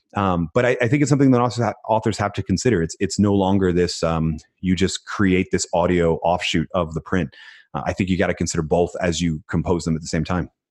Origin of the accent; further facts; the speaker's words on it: Philadelphia, Pennsylvania, United States; I was born in Philadelphia and we're like the city of underdogs